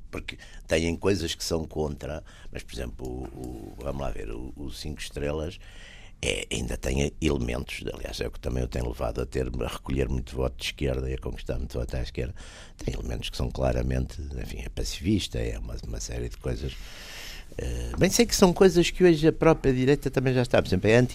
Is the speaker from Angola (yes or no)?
no; Portugal; eu sou português.